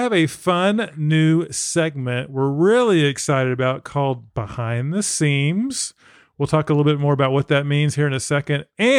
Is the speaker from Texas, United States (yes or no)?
yes; Dallas, Texas, United States; I actually grew up not far from where Mo is in Garland. I grew up in the Lake Highlands area, which is very close to Garland.